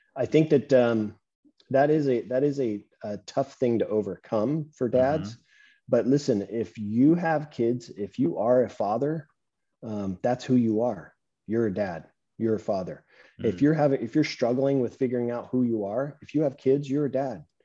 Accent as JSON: {"language": "English", "region": "Southern California", "country": "United States", "tie": "born or raised there", "said": "I'm um, Southern California"}